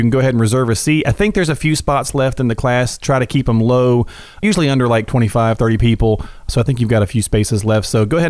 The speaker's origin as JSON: {"language": "English", "town": "Morristown", "region": "Tennessee", "country": "United States", "said": "we're from Tennessee. Sometimes might say it a little different. I'm from Morristown, right?"}